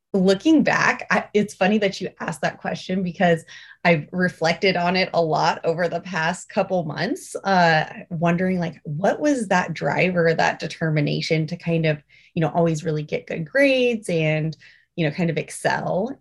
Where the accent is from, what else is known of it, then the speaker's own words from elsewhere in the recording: Alaska, United States; We grew up in Alaska, um, born and raised up here